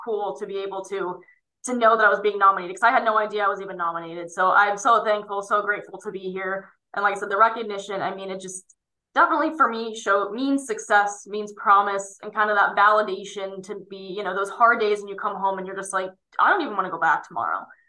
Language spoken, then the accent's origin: English; State College, Pennsylvania, United States; my hometown around um, State College, Pennsylvania